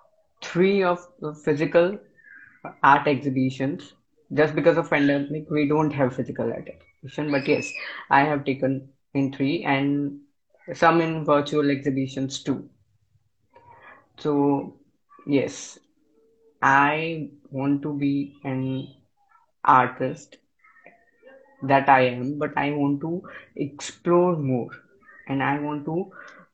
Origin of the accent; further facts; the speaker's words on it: Gandhinagar, Gujarat, India; Gujarat, from Gujarat, Gandhinagar